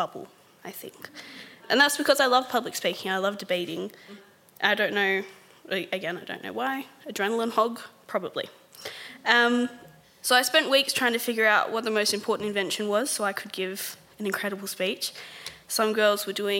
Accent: Sydney, New South Wales, Australia; I grew up in Mount Druitt

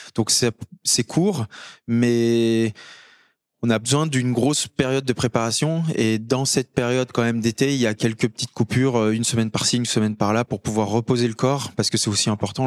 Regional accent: Courchevel, Auvergne-Rhône-Alpes, France; also born or lived in Annecy; je viens de Courchevel, en Savoie. J'ai 32 ans aujourd'hui. J'ai grandi, on va dire, entre euh, la montagne et Annecy aussi

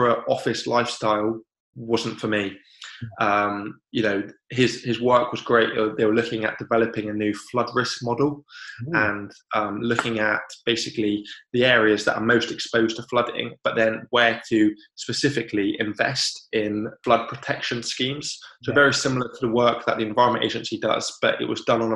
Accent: Cornwall, South West England, United Kingdom; moved away as an adult; now in Devon, United Kingdom; I grew up in Cornwall, and I've now moved to Devon

